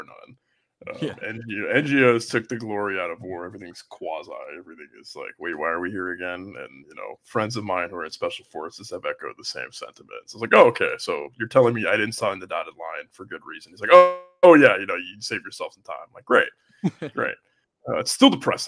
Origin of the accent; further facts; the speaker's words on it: Oakland, California, United States; I'm from Oakland, San Francisco